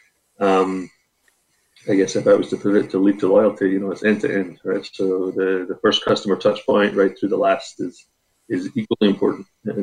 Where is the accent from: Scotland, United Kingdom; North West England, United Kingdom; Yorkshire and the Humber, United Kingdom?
Scotland, United Kingdom; I'm Scottish